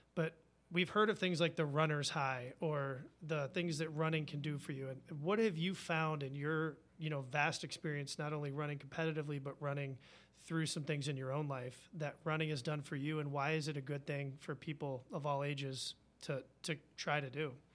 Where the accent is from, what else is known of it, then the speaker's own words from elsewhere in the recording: Virginia, United States; now in Madison, United States; I'm from Virginia. I'm a U V A fan